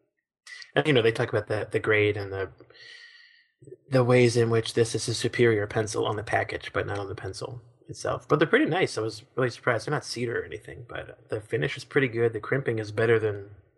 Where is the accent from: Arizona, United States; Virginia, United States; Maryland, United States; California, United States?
Maryland, United States; Baltimore; accent: Baltimore; I'm debating whether or not I should just amp up my Baltimore accent on the radio